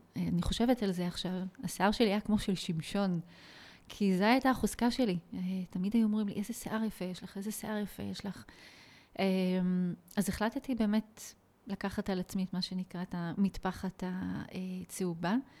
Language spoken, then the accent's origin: Hebrew; Nof HaGalil, Northern District, Israel; איפה גדלתי? בעצם את השנים שלי כילדה וכמתבגרת אה, ביליתי בנצרת עילית, מה שנקרא היום נוף הגליל